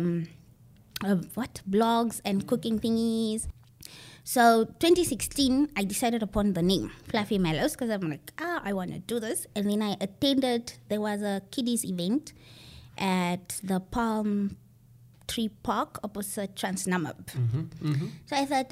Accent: Windhoek, Khomas, Namibia; I grew up in Windhoek and Shandubala

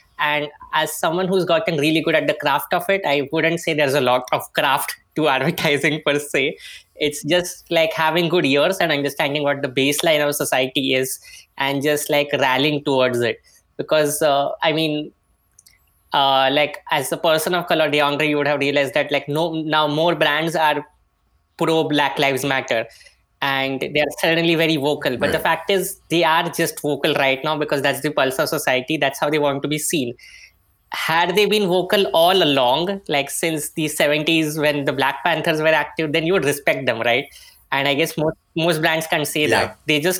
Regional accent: Mumbai, Maharashtra, India; I am from Bombay, India

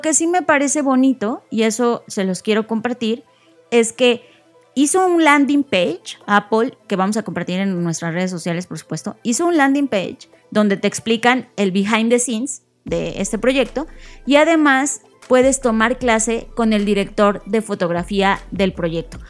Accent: Mexico; yo como mexicana

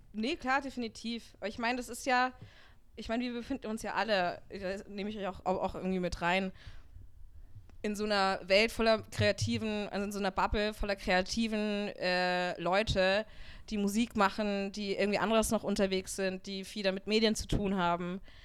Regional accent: Upper Franconia, Bavaria, Germany; now in Munich, Germany; ich komme aus Oberfranken, aus einem ganz kleinen Dorf

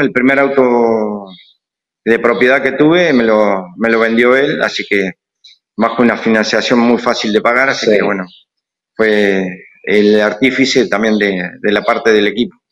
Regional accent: Azucena, Buenos Aires, Argentina; yo me crié en Azucena, eh, Azucena y Tandil

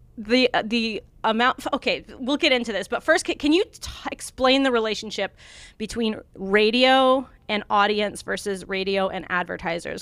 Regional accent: Montana, United States; moved away; also born or lived in Oregon; I lived in Oregon for a long time, but I'm, I grew up in Montana

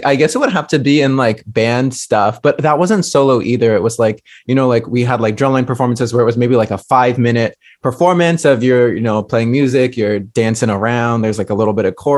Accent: Fairfield, California, United States; where I grew up from in Fairfield, which is like 45 minutes from San Francisco

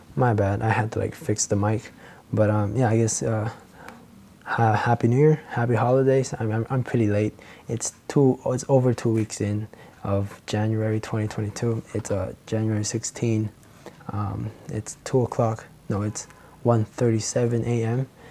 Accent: Philippines; accent: Filipino; my Filipino accent

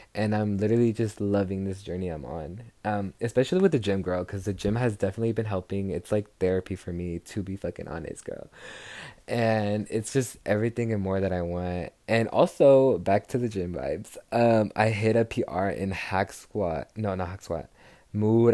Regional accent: Texas, United States; I'm from Texas, so arriba la raza from Texas

